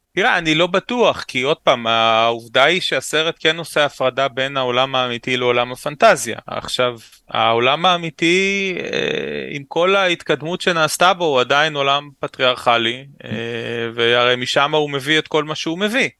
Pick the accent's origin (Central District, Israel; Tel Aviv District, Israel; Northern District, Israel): Central District, Israel; Ra'anana; also born or lived in Ramat Gan; גדלתי רוב חיי ברעננה